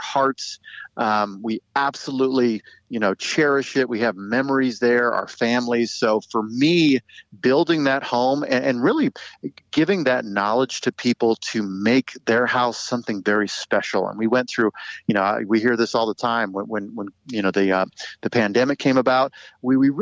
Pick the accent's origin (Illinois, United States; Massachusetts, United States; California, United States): California, United States; Orange County; moved away as an adult; now in Kansas City, United States; Southern California, born and raised in Orange County, California